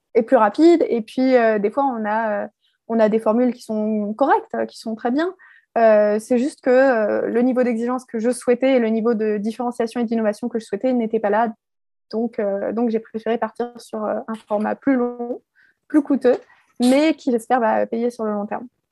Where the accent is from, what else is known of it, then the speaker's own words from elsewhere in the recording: Alsace, Grand Est, France; je suis originaire d'Alsace